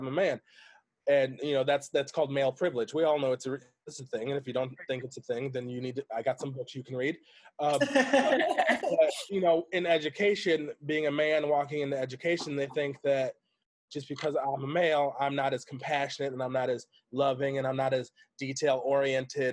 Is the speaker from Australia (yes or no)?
no; Grand Rapids, Michigan, United States; also born or lived in Greenville, Michigan / Kalamazoo, Michigan; I'm from Grand Rapids, Michigan. I went to high school in Greenville, Michigan, which is a very rural area.